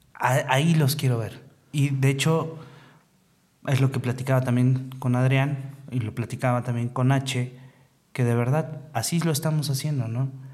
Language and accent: Spanish; Mexico City, Mexico; yo soy de la Ciudad de México, o CDMX, o DF, como le quieran llamar